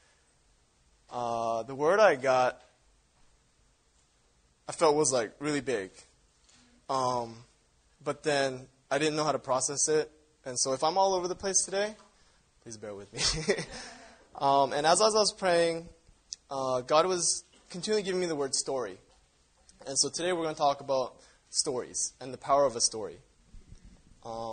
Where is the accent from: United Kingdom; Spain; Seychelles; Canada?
Canada; I grew up in Canada where there's, like, a lot of Native Indians